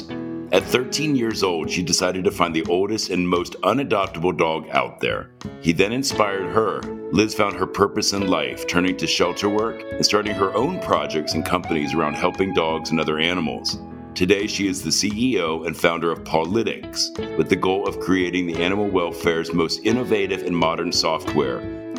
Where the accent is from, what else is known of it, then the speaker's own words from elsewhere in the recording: Ohio, United States; So I'm from Ohio, which I also consider the Midwest, but is quite a big area of the country.